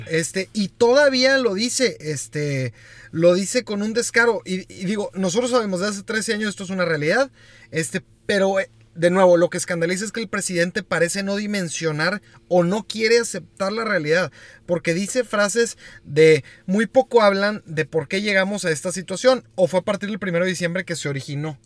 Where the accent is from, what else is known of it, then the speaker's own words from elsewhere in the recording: Mexico; como mexicanos